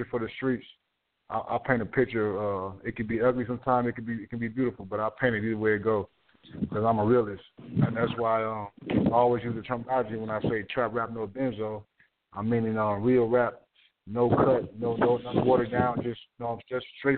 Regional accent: Toledo, Ohio, United States; I'm from Toledo, Ohio.

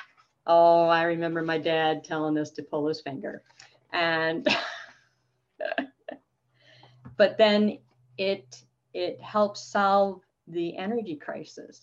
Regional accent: New York, United States; I grew up in New York State with six brothers

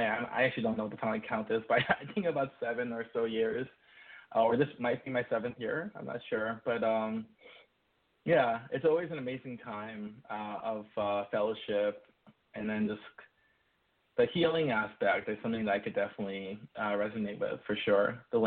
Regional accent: New York City, New York, United States; I'm from New York City

